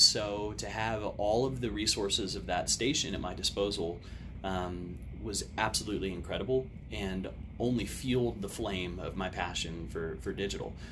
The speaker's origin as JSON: {"language": "English", "town": "Odessa", "region": "Texas", "country": "United States", "tie": "born or raised there", "said": "being born and raised in Odessa"}